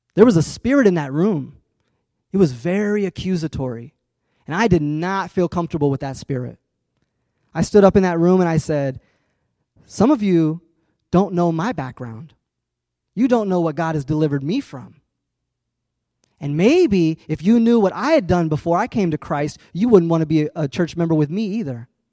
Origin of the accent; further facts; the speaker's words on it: Urbana, Illinois, United States; I grew up in Urbana